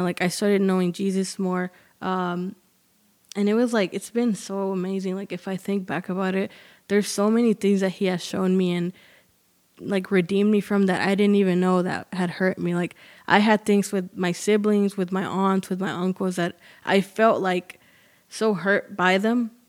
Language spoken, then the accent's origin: English; Arlington, Texas, United States; I'm from Arlington. It's, uh, here near Dallas, and I was born and raised here